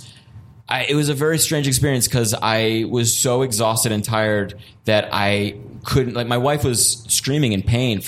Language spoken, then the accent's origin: English; Woodstock, New York, United States; moved away as an adult; now in Germany; I grew up in Woodstock, New York, which is like a super hippie place